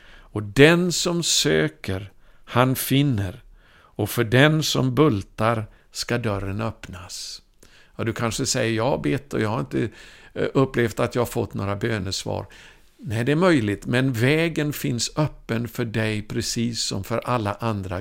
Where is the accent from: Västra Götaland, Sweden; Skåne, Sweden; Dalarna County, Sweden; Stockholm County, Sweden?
Västra Götaland, Sweden; Ulricehamn; min hemstad då, där jag gick i skola i Ulricehamn i Västergötland